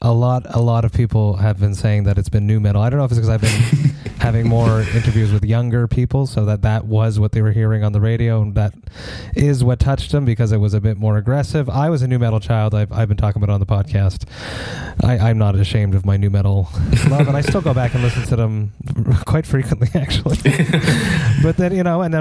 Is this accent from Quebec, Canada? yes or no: yes; Montreal, Quebec, Canada; I'm from Montreal, Quebec, Canada